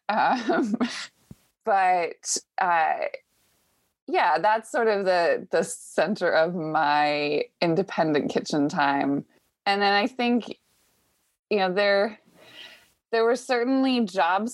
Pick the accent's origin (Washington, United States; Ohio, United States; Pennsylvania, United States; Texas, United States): Washington, United States; moved away as an adult; now in Boston, United States; I grew up in Washington State and came to Boston for grad school